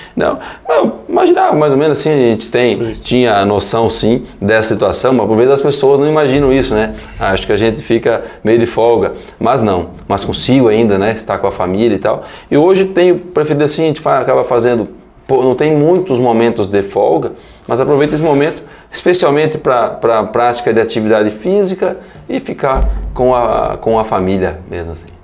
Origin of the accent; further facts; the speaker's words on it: Medianeira, Paraná, Brazil; also born or lived in Assis Chateaubriand; Vim para cá com 30 dias, minha mãe voltou para casa dos pais, né? Voltou para casa da minha avó, do meu avô, e eu fui recebido, né? em casa e criado